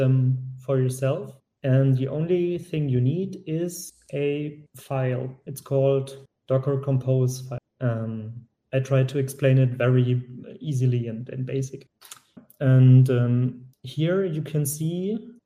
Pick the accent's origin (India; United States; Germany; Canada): Germany; I'm from Germany